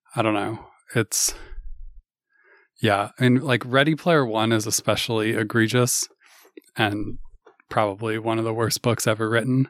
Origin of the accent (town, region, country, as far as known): Kirkland, Washington, United States; born or raised there